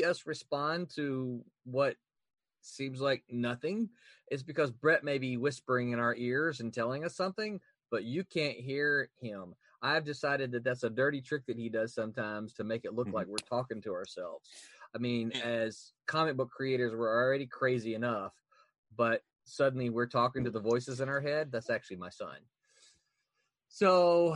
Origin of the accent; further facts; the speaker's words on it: Mississippi, United States; now in Florida, United States; I'm from Mississippi